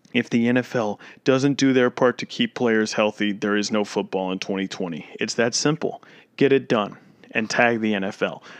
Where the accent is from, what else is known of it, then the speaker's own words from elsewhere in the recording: Florida, United States; the state I live in, my home state of Florida